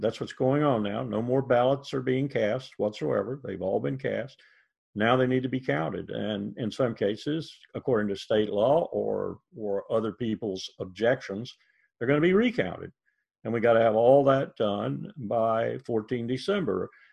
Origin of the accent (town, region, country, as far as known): United States